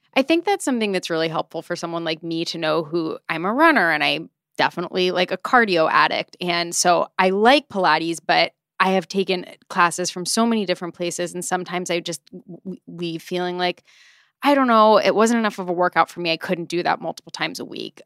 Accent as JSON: {"language": "English", "country": "United States", "said": "As an American"}